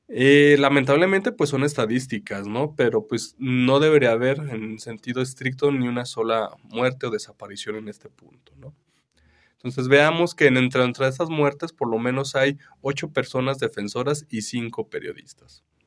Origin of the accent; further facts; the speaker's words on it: Mexico; nosotros, este, como mexicanos